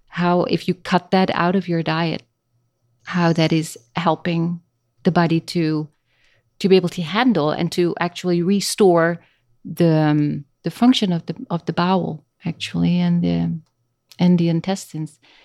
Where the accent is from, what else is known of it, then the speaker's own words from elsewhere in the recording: Netherlands; first language Dutch; English is a second language; moved away as an adult; now in Costa Rica; I was born in Holland, in the Netherlands